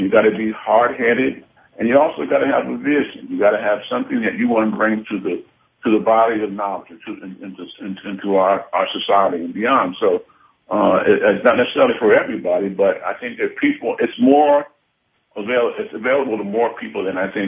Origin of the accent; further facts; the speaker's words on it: New York City, New York, United States; I'm from New York City. It's my hometown.